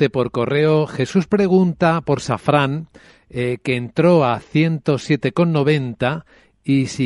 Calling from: Huesca, Aragon, Spain; Hola, buenos días … de Huesca, muchas gracias por el programa.

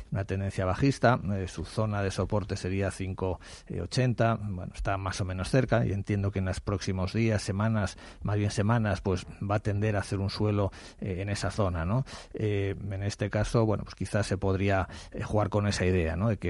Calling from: Madrid, Community of Madrid, Spain; Soy … de Madrid.

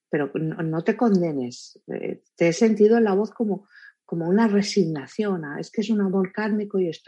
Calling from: Paso Grande, Guanajuato, Mexico; soy de Paso Grande, Guanajuato, México

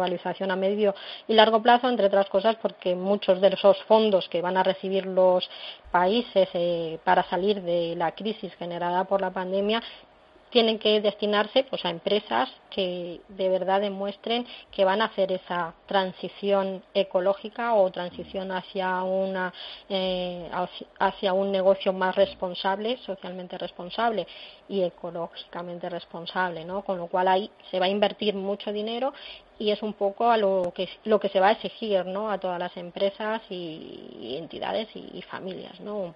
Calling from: Valladolid, Castile and León, Spain; llamo de Valladolid

